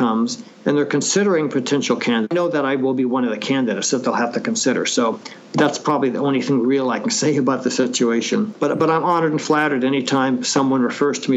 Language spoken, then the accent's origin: English; Anaheim, California, United States; also born or lived in Oakland, California; As a youngster, we moved down to Anaheim, California